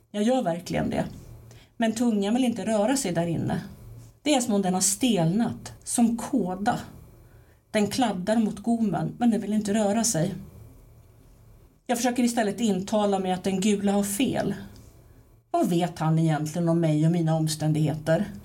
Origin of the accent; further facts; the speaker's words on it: Timmernabben, Kalmar County, Sweden; alltså det är nere i Timmernabben, alltså där jag växte upp, min, min pappas barndomshem.